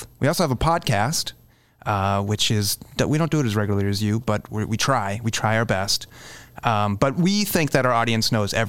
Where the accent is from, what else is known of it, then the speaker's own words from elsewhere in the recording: Boston, Massachusetts, United States; now in Chicago, United States; I was born in Boston, or right outside of Boston.